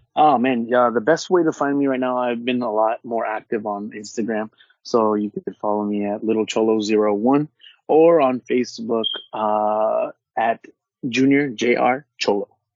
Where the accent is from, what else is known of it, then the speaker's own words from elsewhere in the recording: Orange County, California, United States; I'm from Orange County and from the West Coast